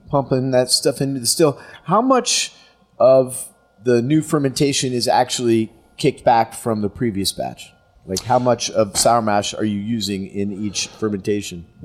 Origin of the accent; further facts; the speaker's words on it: Los Angeles, California, United States; now in Bardstown, United States; I'm from Los Angeles. But now you live in Bardstown? Now I live in Bardstown.